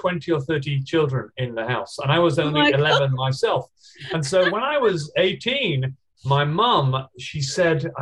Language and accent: English; England, United Kingdom; now in Australia; I'm originally from England, but after traveling around the whole world, I decided that Australia was the sunniest and loveliest place to be. So now I live here.